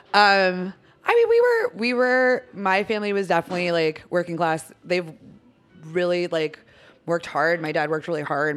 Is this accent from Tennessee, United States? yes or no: no; Erie, Pennsylvania, United States; moved away as an adult; also born or lived in New Jersey; now in Philadelphia, United States; I was born in Erie, Pennsylvania